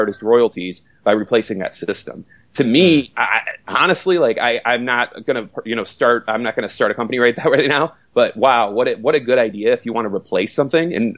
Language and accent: English; Detroit, Michigan, United States; moved away; my hometown of Detroit